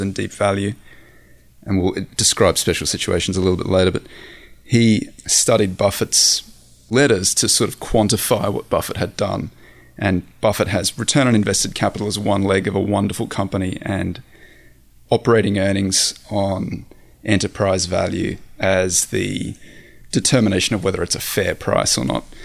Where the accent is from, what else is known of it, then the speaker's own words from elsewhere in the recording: Australia; moved away as an adult; also born or lived in San Francisco; I'm Australian, I grew up in the Australian outback